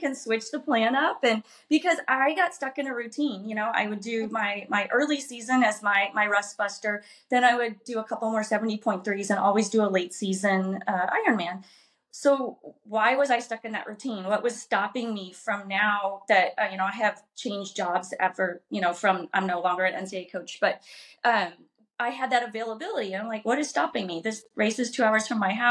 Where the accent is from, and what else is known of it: southern Illinois, United States; born or raised there